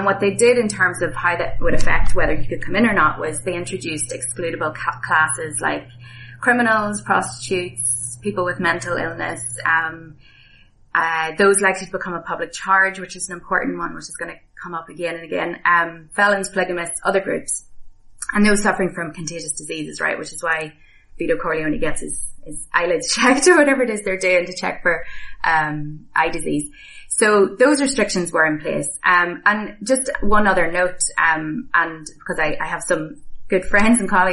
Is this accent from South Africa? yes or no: no; Ireland; moved away as an adult; also born or lived in Boston, United States; now in South Bend, United States; I was back in my home country of Ireland